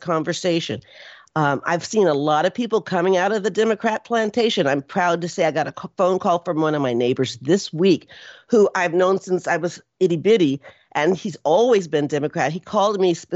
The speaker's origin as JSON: {"language": "English", "town": "Houston", "region": "Texas", "country": "United States", "also_born_or_lived": "North Austin, Texas", "lives_now": "Austin, United States", "said": "I'm from Houston"}